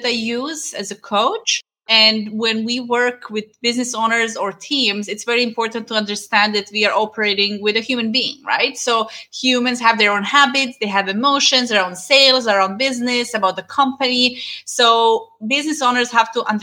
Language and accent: English; Serbia; moved away; we had a dance school in my hometown